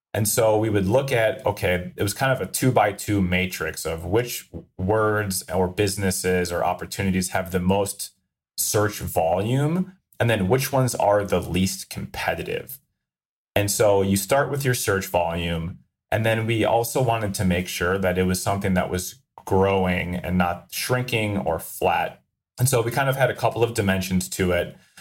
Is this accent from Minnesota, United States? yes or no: yes; Minnesota, United States; I'm from Minnesota